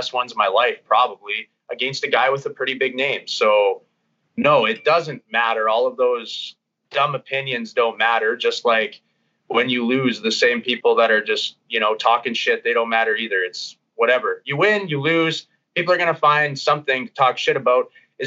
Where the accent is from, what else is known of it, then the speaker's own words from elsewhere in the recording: Bonnyville, Alberta, Canada; also born or lived in Edmonton; I like to go home a bunch to Bonnyville, see my family